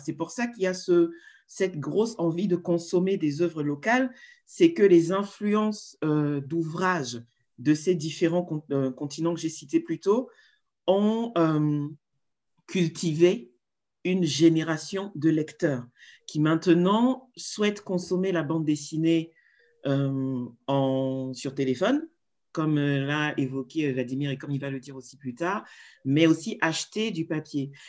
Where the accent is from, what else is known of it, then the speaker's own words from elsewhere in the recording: Cameroon; now in Congo; je suis camerounaise basée au Congo